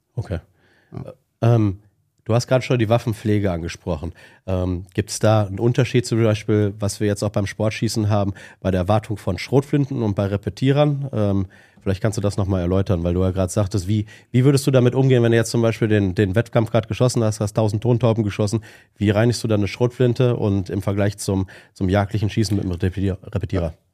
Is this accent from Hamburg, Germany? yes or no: no; Witten, North Rhine-Westphalia, Germany; komm ja auch aus Witten bei dir in der Nähe